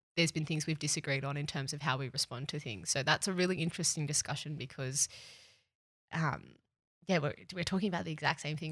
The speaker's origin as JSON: {"language": "English", "town": "Cronulla", "region": "New South Wales", "country": "Australia", "tie": "born or raised there", "said": "I grew up in the Sutherlandshire in New South Wales, Cronulla"}